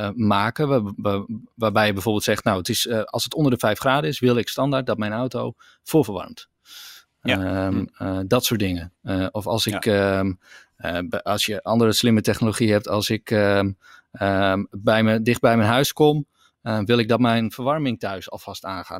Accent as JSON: {"language": "Dutch", "country": "Netherlands", "said": "in Nederland zijn wij wel echt een, een voorloper"}